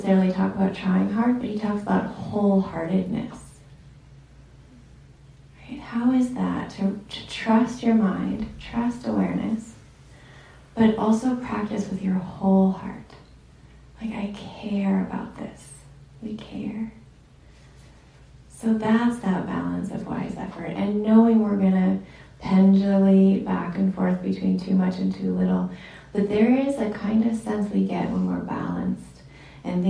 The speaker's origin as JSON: {"language": "English", "town": "Ashland", "region": "Oregon", "country": "United States", "tie": "born or raised there", "said": "my hometown, I was born in Southern Oregon in Ashland"}